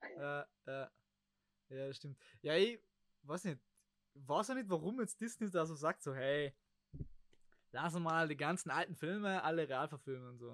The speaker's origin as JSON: {"language": "German", "country": "Germany", "said": "wir als Deutsche"}